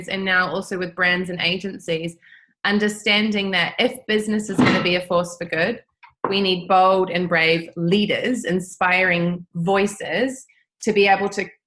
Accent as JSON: {"language": "English", "country": "New Zealand", "tie": "born or raised there", "also_born_or_lived": "Italy / Netherlands", "moved": "as an adult", "said": "growing up in New Zealand"}